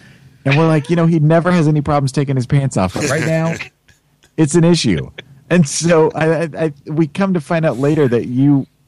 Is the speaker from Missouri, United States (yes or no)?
yes; Missouri, United States; also born or lived in Illinois / Colorado / Kansas City; Being born and raised in Missouri and then moving to Illinois and then moving to Colorado and then moving back to Illinois, Kansas City in there too again.